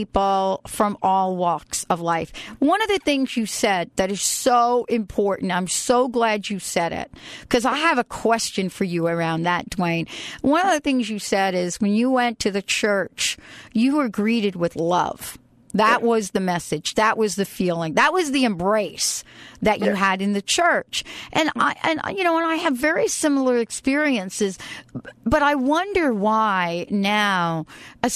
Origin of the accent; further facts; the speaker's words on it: New York, United States; growing up in New York